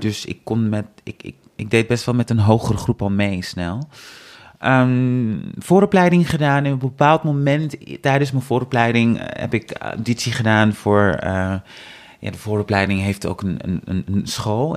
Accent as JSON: {"language": "Dutch", "town": "Amsterdam", "region": "North Holland", "country": "Netherlands", "said": "ik kom uit Amsterdam."}